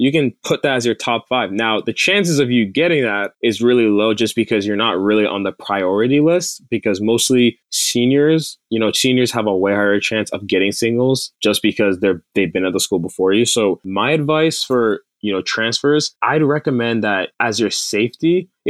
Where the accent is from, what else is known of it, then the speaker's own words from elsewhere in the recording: Silicon Valley, California, United States; also born or lived in Toronto, Ontario, Canada / Nigeria (ancestry); I practically grew up in the Silicon Valley for the past 16 years. I'm originally from Toronto, Ontario, Canada.